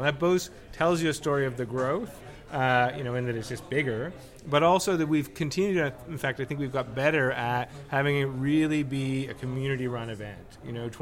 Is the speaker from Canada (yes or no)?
yes; Toronto, Ontario, Canada; I am from Toronto. I love it there